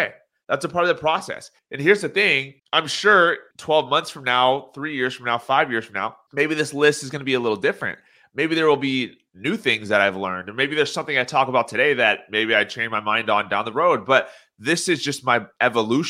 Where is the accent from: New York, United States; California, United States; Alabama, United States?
California, United States; Orange County; I am from Orange County, California